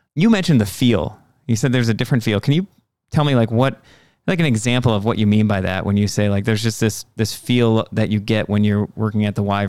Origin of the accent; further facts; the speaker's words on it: Egg Harbor, United States; I grew up in Egg Harbor before the Y. I think it was built my senior year of high school.